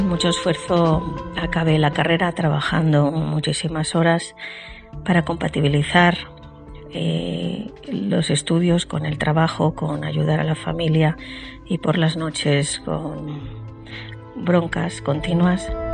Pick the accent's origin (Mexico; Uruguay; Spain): Spain; mi país, España